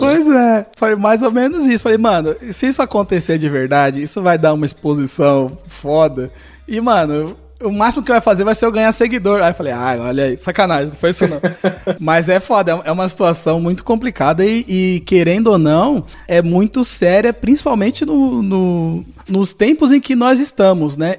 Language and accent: Portuguese; São Paulo, Brazil; eu que sou paulista